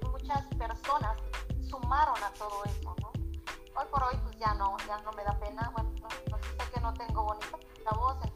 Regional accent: Chiapas, Mexico; moved away; Porque donde nací justamente, este, para los que no saben, yo soy de México, pero soy de un estado muy lindo que se llama Chiapas.

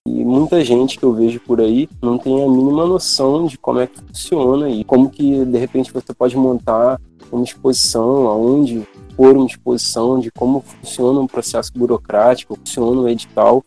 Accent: Mesquita, Rio de Janeiro, Brazil; eu venho de uma comunidade da Baixada Fluminense, que é a Chatuba de Mesquita

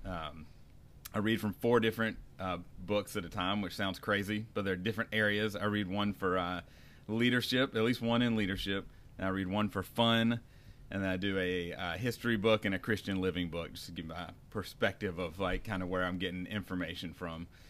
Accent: North Carolina, United States; moved away as an adult; now in California, United States; I'm from North Carolina, and I grew up there

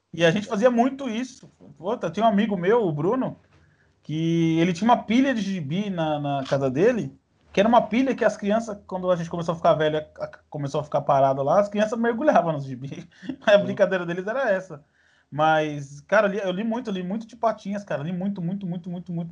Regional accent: São Paulo, Brazil; eu sou paulista

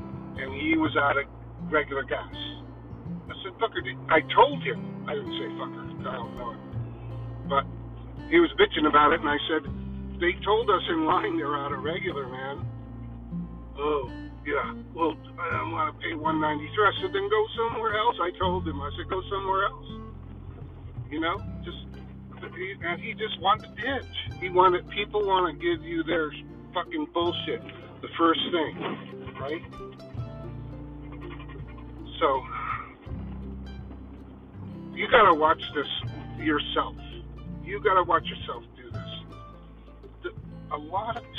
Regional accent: Connecticut, United States; we are white guys from Connecticut.

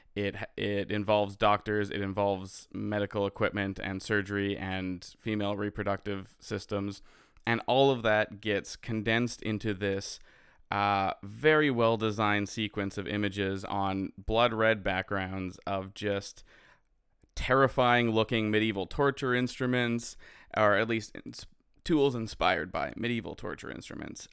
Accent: Canada; I'm a Canadian filmmaker who understands the struggles of being a Canadian filmmaker

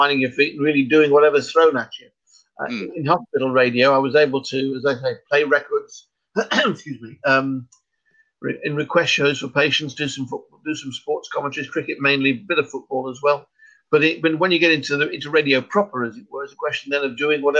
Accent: Birmingham, West Midlands, United Kingdom; moved away as an adult; also born or lived in Sheffield; now in Coventry, United Kingdom; I was born in Birmingham. Grew up over there

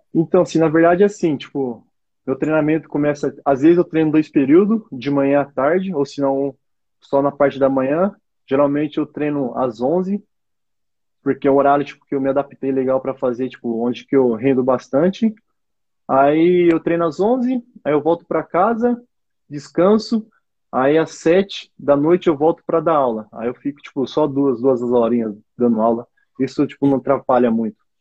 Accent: Marília, São Paulo, Brazil; sou aqui do interior de São Paulo, Marília

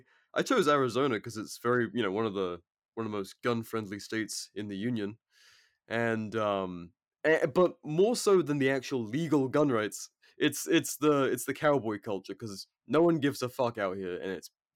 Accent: England, United Kingdom; now in United States; but I've been living here for like over 4 years now. So, and my girlfriend's American, so I'm just, my accent is fucked. And I don't, Christ, the only Brits that I speak to are my mates back home, which is like intermittent, and my parents.

